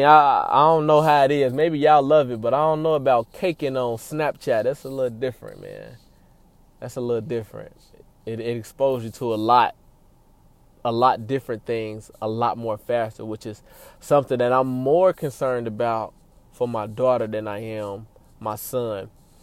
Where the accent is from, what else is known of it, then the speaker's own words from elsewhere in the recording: Cincinnati, Ohio, United States; That's where I'm born and raised, man. Shout out Cincy. I was born and raised in Cincinnati, Ohio.